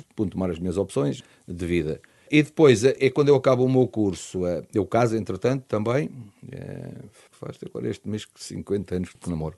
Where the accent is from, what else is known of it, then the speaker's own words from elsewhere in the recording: Lisbon, Portugal; lá do meu bairro da Penha de França